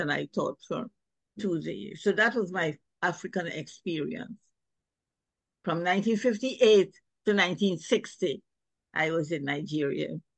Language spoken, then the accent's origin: English; Guyana; moved away as an adult; now in Jamaica; I'm originally from Guyana in South America. I'm a Guyanese. And I came to Jamaica in 1954, a long time ago, to study at the university.